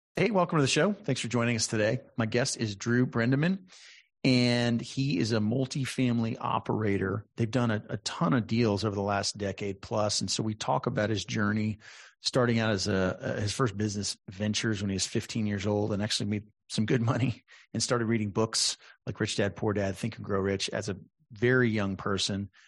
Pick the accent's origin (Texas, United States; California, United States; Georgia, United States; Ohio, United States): Texas, United States; San Antonio; I grew up in San Antonio